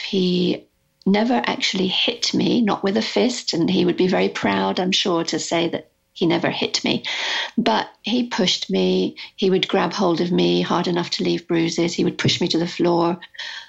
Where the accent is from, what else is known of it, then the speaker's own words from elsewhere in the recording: United Kingdom; moved away as an adult; also born or lived in Arizona; I'm British